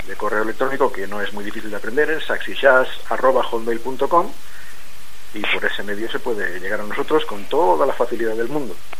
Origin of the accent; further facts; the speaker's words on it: Valencian Community, Spain; now in Burgos, Spain; yo soy saxofonista, eh, soy valenciano